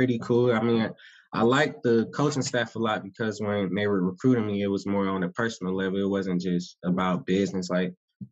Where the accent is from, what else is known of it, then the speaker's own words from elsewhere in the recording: Atlanta, Georgia, United States; moved away as an adult; also born or lived in Orlando, Florida / Los Angeles, California; I was born, raised in Atlanta